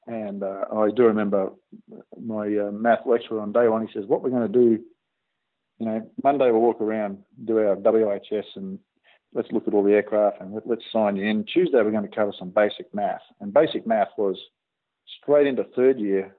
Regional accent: Australia; from Australia

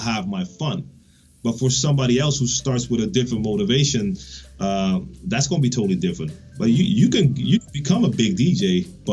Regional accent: Netherlands; English is a second language; I'm from the Netherlands

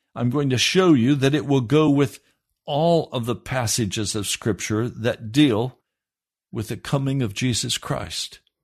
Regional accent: United States; we proud Americans

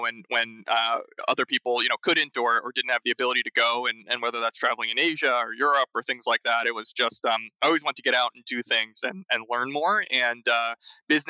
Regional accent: Freehold, New Jersey, United States; Freehold, New Jersey. You know, it's in central New Jersey

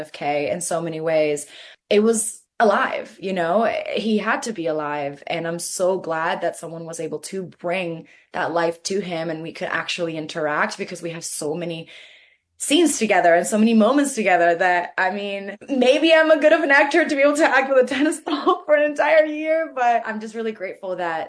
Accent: Venezuela; growing up in Venezuela, I grew up with this.

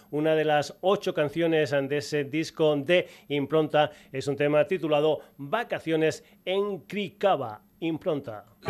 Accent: Extremadura, Spain

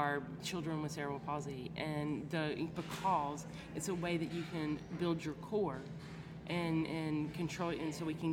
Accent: Aiken, South Carolina, United States; I'm from Aiken, South Carolina, so we're thoroughbred country

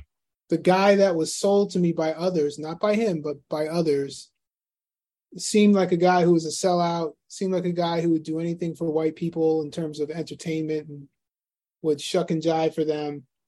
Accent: New York City, New York, United States; most of my years I grew up in Astoria.

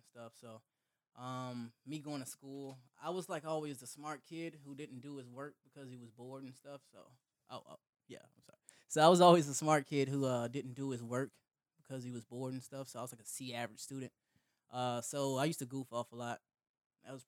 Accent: Orlando, Florida, United States; also born or lived in Fort Gaines, Georgia; Florida raised, though. No, I've been here since I was like 9

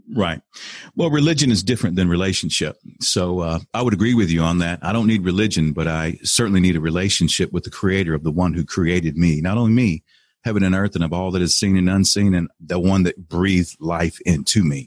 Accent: Texas, United States; moved away as an adult; also born or lived in Cleveland, Ohio / Beaumont, Texas; I ended up going back home to Texas. I'm from Texas, so I went back home

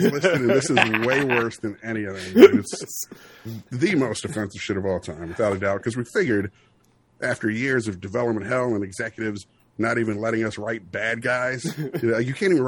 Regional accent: Oxon Hill, Maryland, United States; we grew up in Oxon Hill. We're like the only white kids in our neighborhood

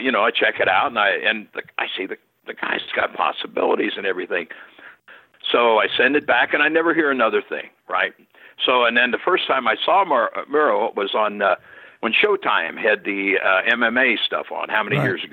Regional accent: Cincinnati, Ohio, United States; Cincinnati, my hometown

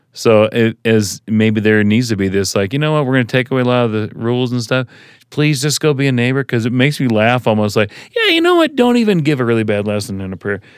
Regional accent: Tennessee, United States; now in Suncrest, United States; I grew up in Tennessee

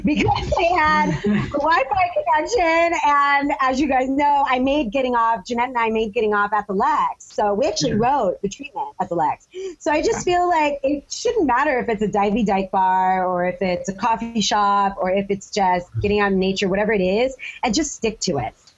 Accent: United States; I'm an American writer.

